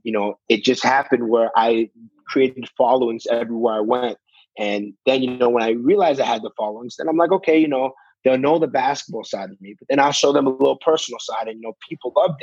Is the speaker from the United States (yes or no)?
no; Canada; young boy in Canada